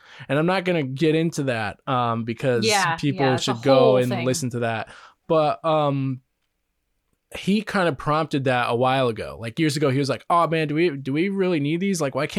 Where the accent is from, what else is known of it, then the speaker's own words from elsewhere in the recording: Vermont, United States; Yeah, we're from Vermont. Vermont is, you know, Ben and Jerry's, the home, the birth of Ben and Jerry's. So. Yeah, we got everything up there.